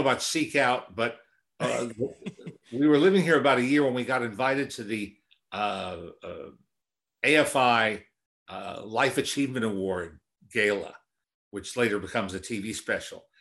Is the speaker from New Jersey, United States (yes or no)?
yes; Teaneck, New Jersey, United States; also born or lived in Manhattan, New York City; I was born in Manhattan, but when, when I was four, my family moved to the suburbs, really just over the George Washington Bridge, uh, to Teaneck, New Jersey.